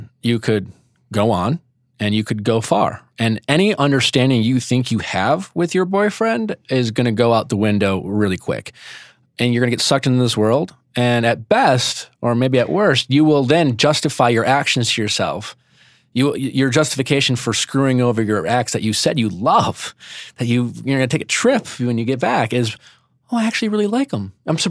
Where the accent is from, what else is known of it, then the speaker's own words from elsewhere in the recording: Midwest, United States; moved away; I was coming from the Midwest.